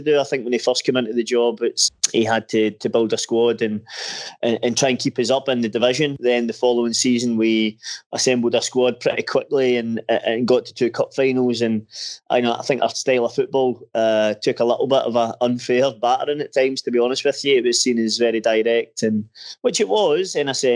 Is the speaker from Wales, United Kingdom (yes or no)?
no; Erskine, Scotland, United Kingdom; also born or lived in Glasgow; I was actually brought up kind of probably somewhere in between, to be honest, a town called Erskine.